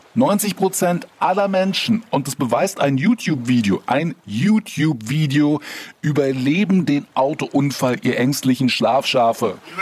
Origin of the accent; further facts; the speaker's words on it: Berlin, Germany; moved away as an adult; now in Brandenburg, Germany; in meinem Geburtsbezirk, Wilmersdorf